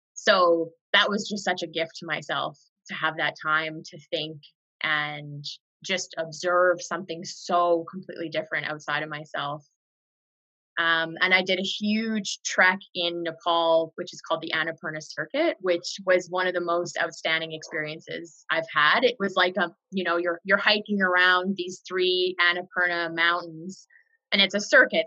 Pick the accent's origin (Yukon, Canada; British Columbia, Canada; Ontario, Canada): British Columbia, Canada; far northwest; moved away; I grew up in a really unique part of Canada. It's very remote. It's on the border of Alaska and far northwest British Columbia.